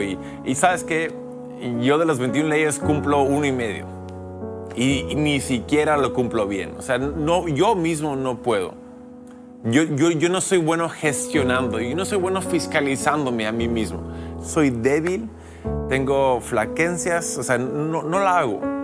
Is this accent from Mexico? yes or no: no; United States; now in Lima, Peru; soy americano, ¿y por qué en Perú? Bueno, soy misionero, pastor